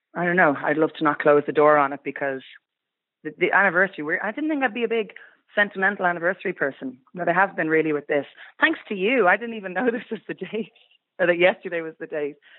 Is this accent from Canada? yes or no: no; Kildare, Leinster, Ireland; we're all from Kildare